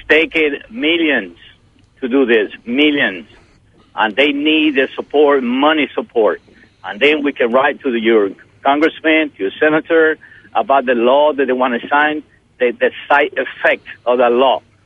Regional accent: Holguín, Cuba; moved away as an adult; now in United States; I came to U.S. in 1962. At that time, I was 19 years old. It's been a long time. So when I was in uh, in my city, I'm from Holguin

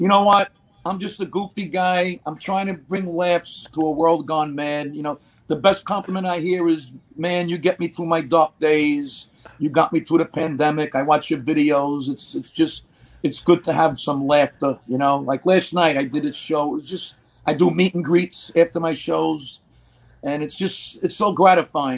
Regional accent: New York City, New York, United States; I'm born and raised in Brooklyn

